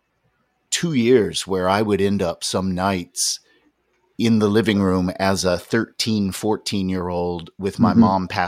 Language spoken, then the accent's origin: English; North Carolina, United States; When I grew up in North Carolina